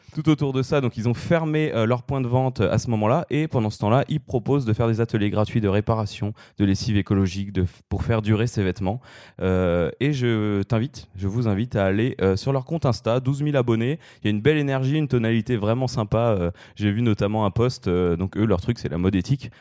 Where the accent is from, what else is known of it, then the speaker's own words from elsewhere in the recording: France; en tant que Français